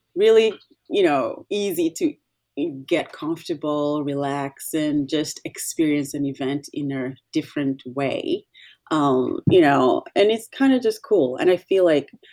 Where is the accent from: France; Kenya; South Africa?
Kenya; Nairobi; moved away as an adult; also born or lived in Washington, D.C. area, United States; now in United States; I'm originally from Kenya. I was raised in Nairobi. I came to the States to college.